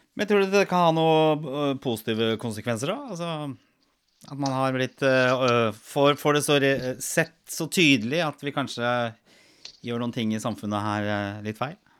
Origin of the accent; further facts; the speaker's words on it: Norway; vi som nordmenn